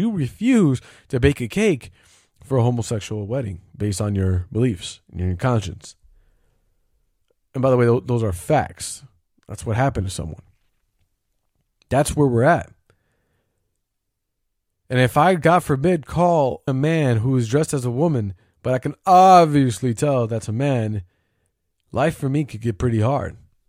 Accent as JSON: {"language": "English", "region": "the Bible Belt", "country": "United States", "tie": "born or raised there", "said": "I grew up in a Christian home. I grew up in the Bible Belt and whatever."}